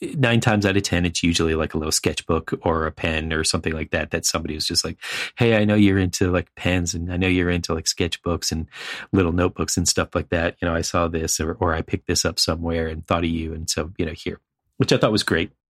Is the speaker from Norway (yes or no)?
no; East Coast, United States; growing up on the East Coast and living on the East Coast